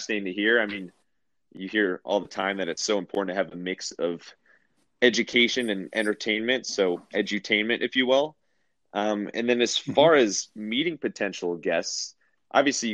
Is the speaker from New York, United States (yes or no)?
no; Cleveland, Ohio, United States; I'm from Cleveland, big Cavs fan